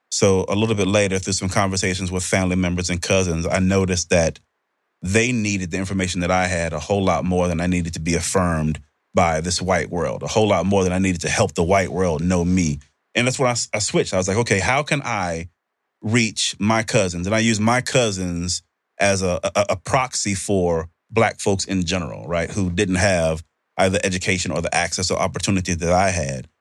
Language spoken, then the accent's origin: English; United States; this is where I was born. This is my country.